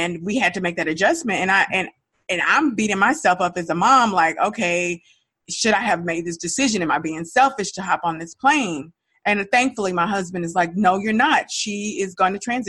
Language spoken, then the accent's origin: English; Dallas, Texas, United States; moved away as an adult; we were raised in Dallas